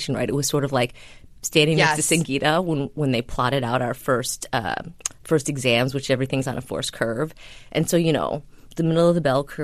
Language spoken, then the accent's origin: English; outside of Buffalo, New York, United States; moved away as an adult; also born or lived in Indonesia; I grew up outside of Buffalo